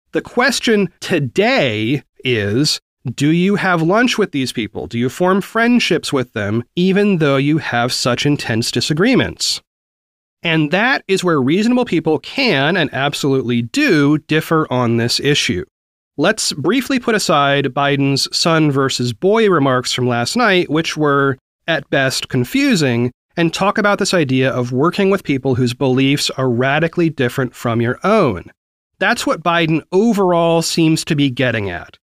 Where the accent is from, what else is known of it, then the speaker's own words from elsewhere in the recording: the South, United States; I grew up primarily in the South